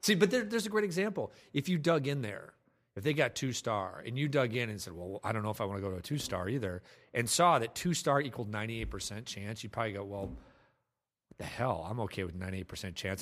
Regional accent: Ames, Iowa, United States; also born or lived in Des Moines, Iowa; I lived in Des Moines. I grew up in Ames, Iowa. Lived in Des Moines for a couple years

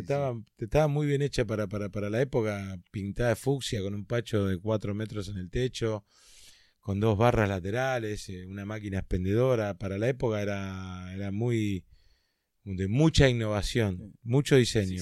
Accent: Carapachay, Buenos Aires Province, Argentina; nací en Carapachay

